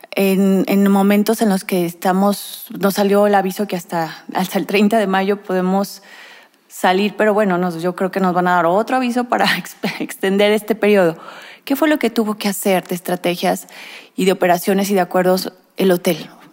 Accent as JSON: {"language": "Spanish", "country": "Mexico", "said": "nuestro país, México"}